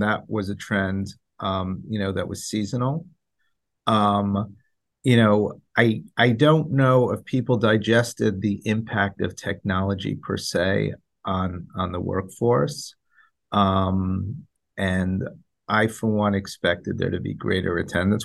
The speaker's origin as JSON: {"language": "English", "town": "New York City", "region": "New York", "country": "United States", "said": "we're New Yorkers"}